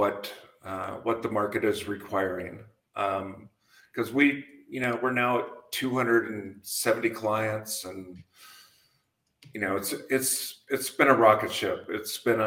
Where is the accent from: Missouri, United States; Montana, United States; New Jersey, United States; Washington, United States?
Montana, United States; moved away; also born or lived in San Francisco; I grew up in Montana on a ranch